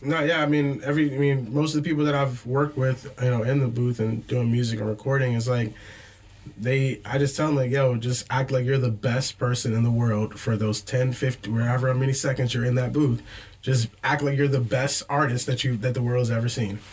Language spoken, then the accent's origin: English; United States; now in Arizona, United States; I'm from uh, Maryland or the Washington D.C. area, the DMV